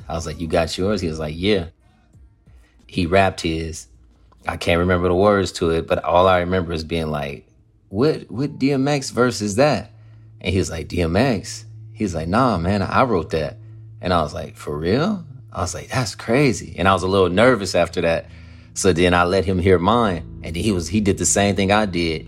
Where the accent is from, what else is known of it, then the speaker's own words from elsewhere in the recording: Compton, California, United States; I'm from West Side over here